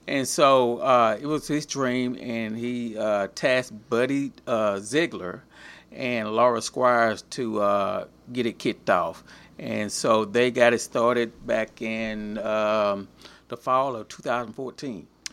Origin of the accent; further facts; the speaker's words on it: Lufkin, Texas, United States; also born or lived in Newton, Texas; I was born in Newton, but my dad was, my dad was working on the highway. But as soon as I was born, we moved here to Lufkin